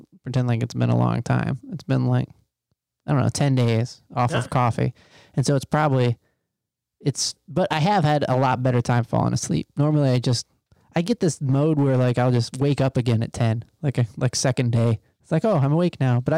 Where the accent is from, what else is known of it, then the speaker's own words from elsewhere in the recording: Michigan, United States; moved away; in the places where I grew up in Michigan, my dad worked in a factory